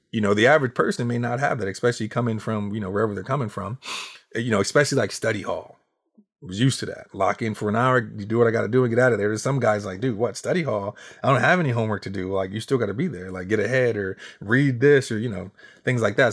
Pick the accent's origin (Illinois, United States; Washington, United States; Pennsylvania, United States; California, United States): Pennsylvania, United States; Harrisburg; I am from Harrisburg, Pennsylvania, and for those who don't know, Harrisburg is the capital of Pennsylvania